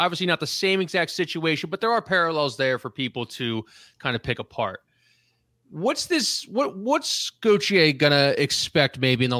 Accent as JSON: {"language": "English", "country": "United States", "said": "I'm not French. I'm American."}